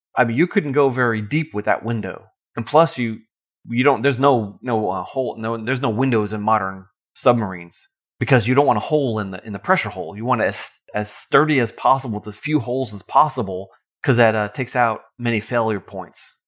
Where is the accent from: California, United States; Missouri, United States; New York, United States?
New York, United States; Long Island; now in Georgia, United States; I remember growing up on Long Island as a Boy Scout